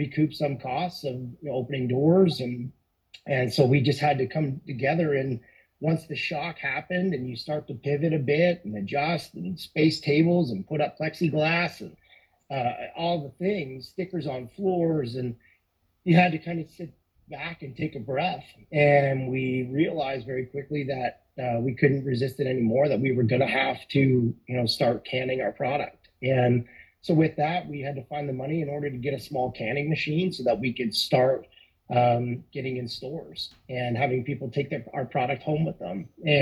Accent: Balzac, Alberta, Canada; we grew up in Balzac

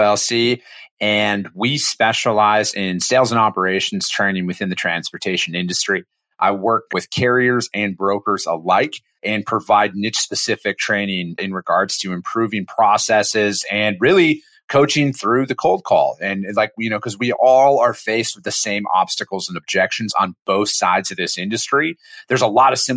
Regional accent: Osceola, Wisconsin, United States; moved away as an adult; also born or lived in Eau Claire, Wisconsin / Menomonie, Wisconsin; I grew up in Wisconsin. I'm from a small farming community of 2,000 people called Osceola, Wisconsin

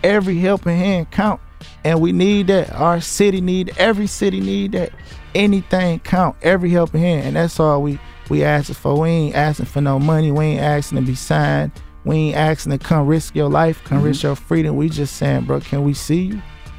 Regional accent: Michigan, United States; I'm from Bradford. I'm from Sanford and Bradford.

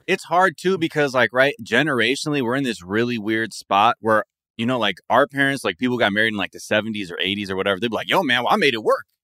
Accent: San Fernando Valley, California, United States; I'm from the San Fernando Valley

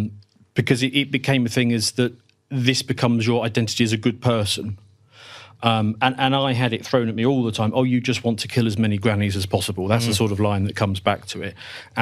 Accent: United Kingdom; So if it helps, I'm British

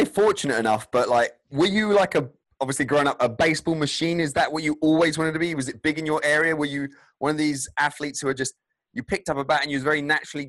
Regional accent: England, United Kingdom; from England, we don't know that many teams, professional baseball teams

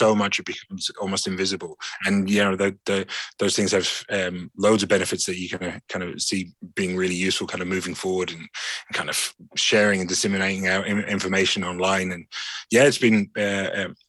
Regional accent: London, United Kingdom; now in Ireland; I grew up in London

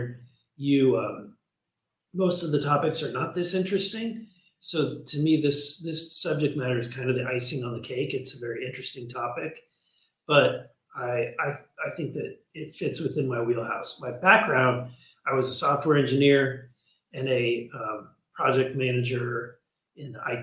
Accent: Missouri, United States; the state that I'm from Missouri

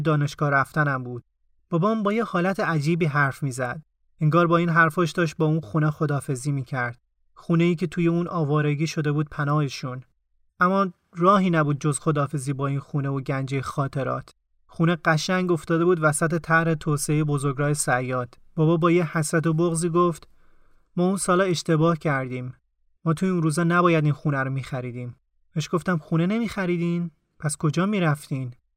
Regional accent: Tehran, Tehran Province, Iran; من توی اون خونه به دنیا اومدم و پا گرفتم

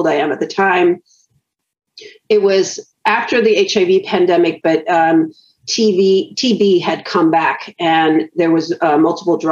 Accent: Los Angeles, California, United States; I grew up in Tarzana

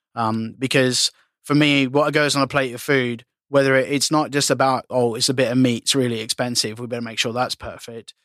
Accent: Australia; being Aussie

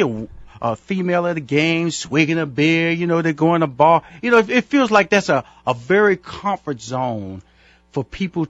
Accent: Houston, Texas, United States; Now, I'm from Houston, Texas, and I know in Houston, Texas, craft brewing is huge.

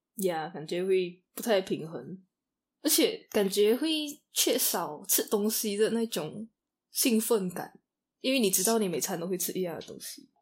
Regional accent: Kuching, Sarawak, Malaysia; 我会选择古之影也是，对啊。因为家里就最舒服啊。朋友也在这里啊，家人也在这里

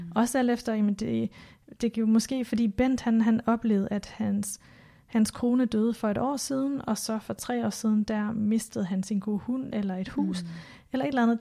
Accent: Denmark; born or raised there; moved away

